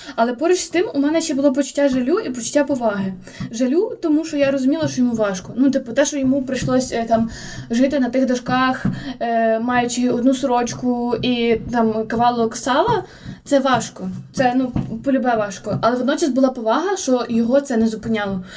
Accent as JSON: {"language": "Ukrainian", "town": "Volodymyr", "region": "Volyn Oblast", "country": "Ukraine", "moved": "yes", "lives_now": "Lviv, Ukraine", "said": "я у Володимирі постійно була як під лупою"}